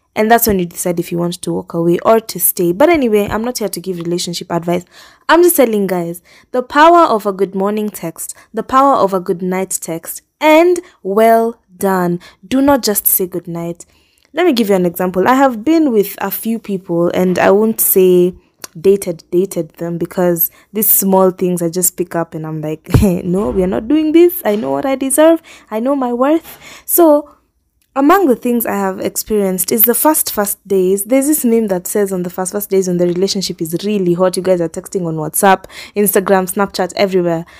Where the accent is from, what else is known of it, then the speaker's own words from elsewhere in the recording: Kenya; moved away as an adult; now in Nairobi, Kenya; I really like where we live. If you asked me that a few years back when I was joining high school, I probably would not have said that because I'm thinking, "I'm so far from Nairobi.